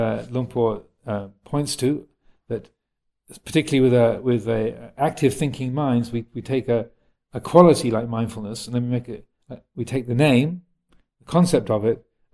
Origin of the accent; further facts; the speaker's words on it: United States; moved away; I was brought up in the States, where your whole life was about attaining something.